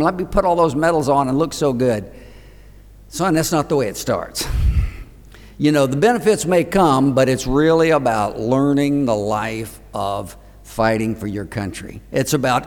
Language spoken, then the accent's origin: English; Gainesville, Florida, United States; I'm from Gainesville, Florida